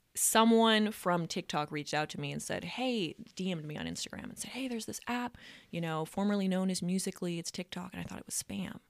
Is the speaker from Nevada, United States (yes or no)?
yes; Reno, Nevada, United States; I am from Reno, Nevada. I was born and raised here. Yeah, I've been here all my life.